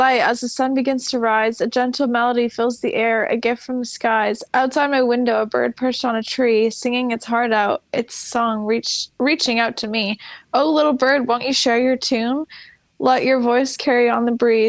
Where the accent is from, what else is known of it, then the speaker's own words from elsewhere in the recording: Ottawa, Ontario, Canada; I'm from Ottawa